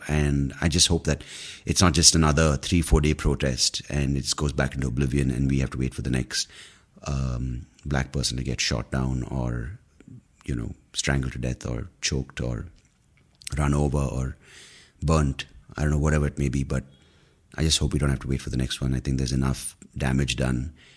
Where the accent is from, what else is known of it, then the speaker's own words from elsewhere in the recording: India; we're predominantly Indian brown people